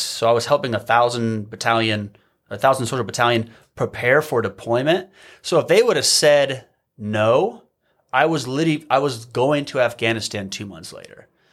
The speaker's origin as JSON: {"language": "English", "region": "Midwest", "country": "United States", "tie": "born or raised there", "also_born_or_lived": "Hawaii", "moved": "as an adult", "said": "growing up in the Midwest"}